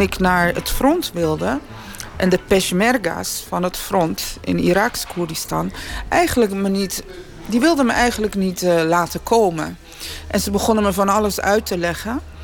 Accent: Netherlands

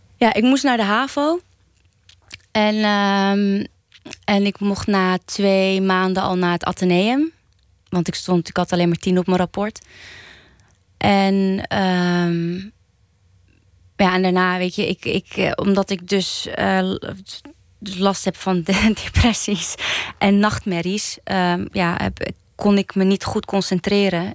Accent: Amsterdam, North Holland, Netherlands; opgegroeid in Oud-Zuid

